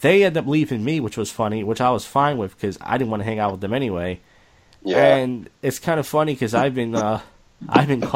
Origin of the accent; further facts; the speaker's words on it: Philadelphia, Pennsylvania, United States; I'm from Northeast Philadelphia